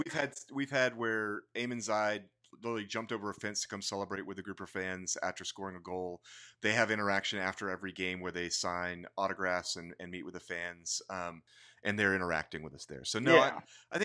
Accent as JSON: {"language": "English", "region": "Southern California", "country": "United States", "tie": "born or raised there", "said": "I grew up in Southern California."}